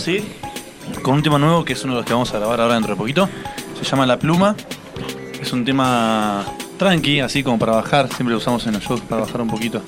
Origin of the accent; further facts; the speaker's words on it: Puerto Madryn, Chubut, Argentina; soy de Puerto Madryn, soy bien